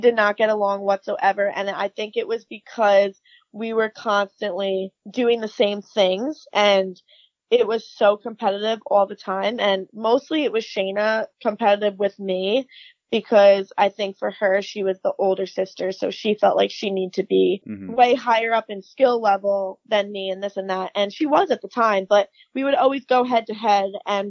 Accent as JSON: {"language": "English", "town": "Long Island", "region": "New York", "country": "United States", "tie": "born or raised there", "said": "So I am from Long Island, New York."}